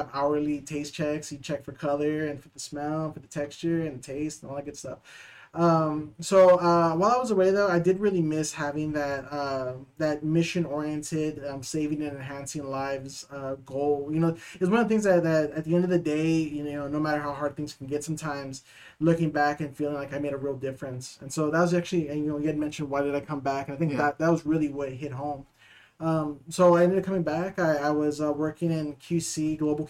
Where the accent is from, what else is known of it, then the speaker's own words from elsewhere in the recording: San Antonio, Texas, United States; also born or lived in Dallas; I'm originally from San Antonio, born and raised